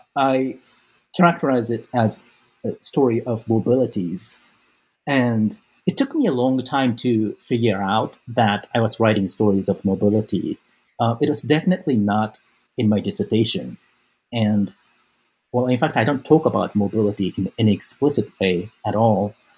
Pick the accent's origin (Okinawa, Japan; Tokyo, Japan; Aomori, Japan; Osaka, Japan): Osaka, Japan; moved away as an adult; I was born and raised in Japan. Um, I grew up mostly in Osaka